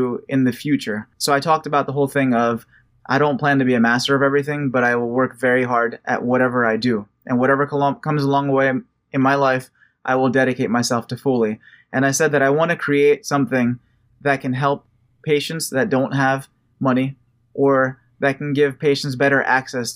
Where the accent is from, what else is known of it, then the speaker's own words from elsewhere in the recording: United States; I'm American, I was born here